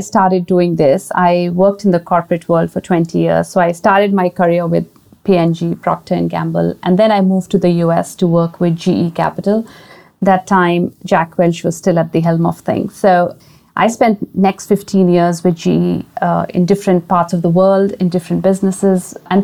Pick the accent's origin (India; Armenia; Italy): India; I grew up in a boarding school. I mean, I went to a boarding school because I'm originally from India